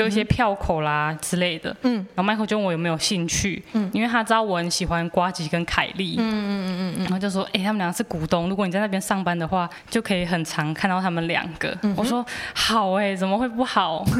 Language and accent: Chinese; Taichung, Taiwan; moved away as an adult; now in Taipei, Taiwan; 因为我那时候我台中人，我第一次上来台北念书